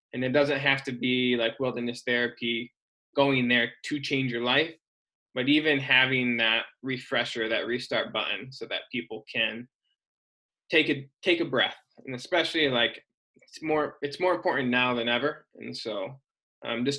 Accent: Michigan, United States; moved away as an adult; also born or lived in Ohio / Portland / Salt Lake City / Illinois; now in Sacramento, United States; I'm originally from Michigan

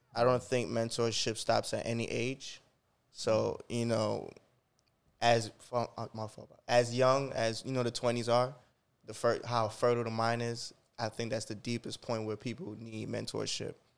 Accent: Jamaica; moved away; I was born in Jamaica

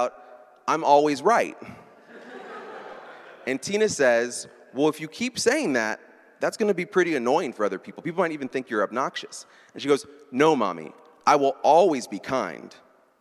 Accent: Baltimore, Maryland, United States; I'm from Baltimore

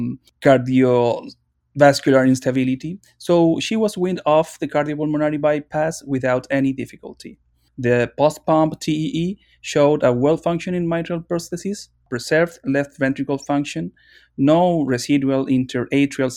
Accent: Chile; moved away; I'm from Chile

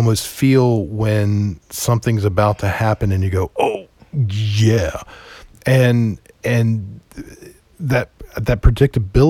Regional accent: Roanoke, Virginia, United States; my hometown.

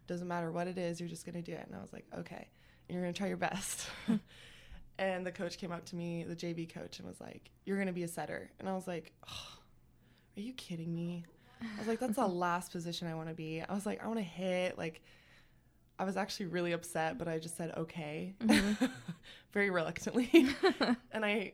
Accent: Pasco, Washington, United States; moved away as an adult; now in Sacramento, United States; I'm actually from Pasco, Washington. It's like Eastern Washington State, the desert part

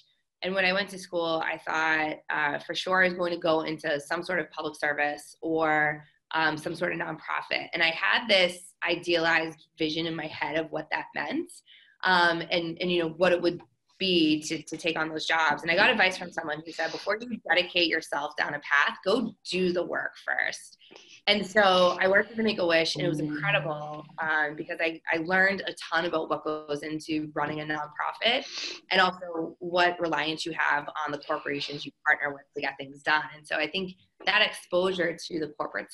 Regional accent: Boston, Massachusetts, United States; moved away; I'm originally from the Boston area

